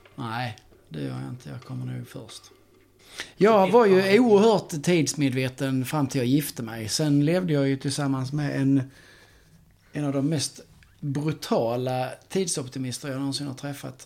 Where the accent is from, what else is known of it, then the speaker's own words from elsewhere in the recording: Skåne, Sweden; jag är från Skåne